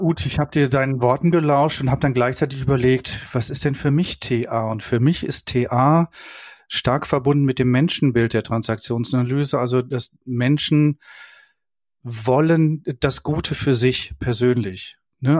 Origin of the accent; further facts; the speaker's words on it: Berlin, Germany; ich als Berliner